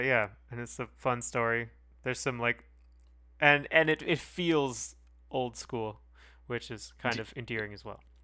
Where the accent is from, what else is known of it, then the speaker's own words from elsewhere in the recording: Canada; far too Canadian to accept being called American